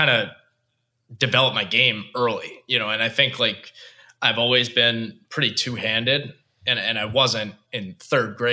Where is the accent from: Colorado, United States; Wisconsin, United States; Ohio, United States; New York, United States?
New York, United States; Long Island; growing up on Long Island